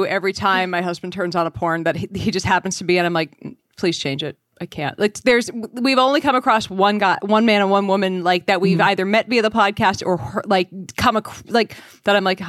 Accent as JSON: {"language": "English", "region": "New Hampshire", "country": "United States", "said": "I'm from New Hampshire. I can't not have a libertarian streak."}